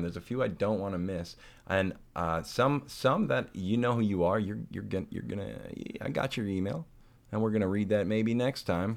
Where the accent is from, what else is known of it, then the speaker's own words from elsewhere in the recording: St. Louis, Missouri, United States; my hometown of Saint Louis, Missouri